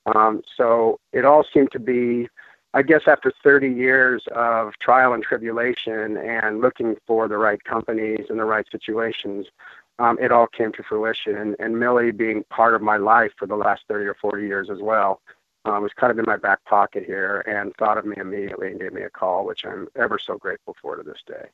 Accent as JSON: {"language": "English", "town": "Denver", "region": "Colorado", "country": "United States", "tie": "born or raised there", "also_born_or_lived": "Gulf of Mexico", "moved": "as an adult", "said": "I am originally from Denver, Colorado, uh, born and raised there"}